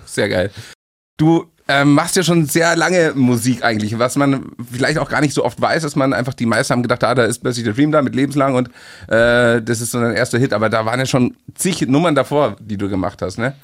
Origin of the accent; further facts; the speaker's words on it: Munich, Bavaria, Germany; München ist übrigens äh, meine, meine Heimatstadt